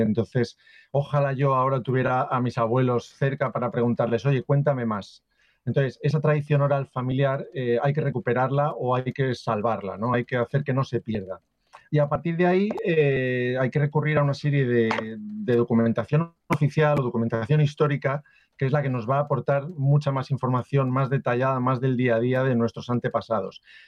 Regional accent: Valencia, Valencian Community, Spain; yo por ejemplo soy de Valencia, pero tengo antepasados de Barcelona, de Madrid, de Extremadura, de Valladolid, de Andalucía, incluso de Génova en Italia

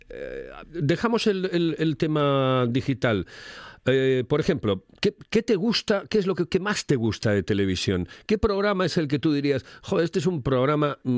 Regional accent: Oviedo, Asturias, Spain; now in -; imagínate que yo vengo a Gijón todos los días y soy de Oviedo también.

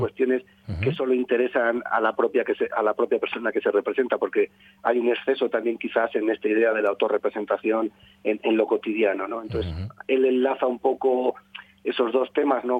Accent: Durango, Basque Country, Spain; yo nací en Durango, que eso está en la provincia de Vizcaya

